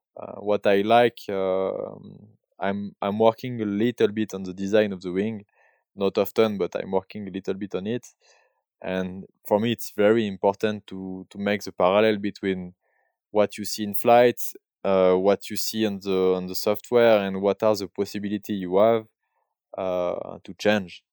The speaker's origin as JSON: {"language": "English", "town": "Barcelonnette", "region": "Provence-Alpes-Côte d'Azur", "country": "France", "tie": "born or raised there", "second_language": "English", "moved": "yes", "lives_now": "Verbier, Switzerland", "said": "I was born in, uh, in south of France. Uh, I grew up in Barcelonette"}